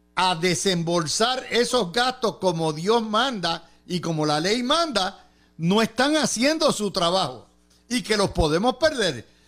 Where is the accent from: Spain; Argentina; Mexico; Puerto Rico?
Puerto Rico; Cidra; En mi pueblo de Sidra